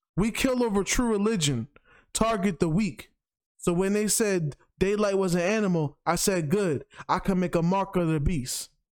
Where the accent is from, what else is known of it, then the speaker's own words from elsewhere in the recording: New York, United States; as a New Yorker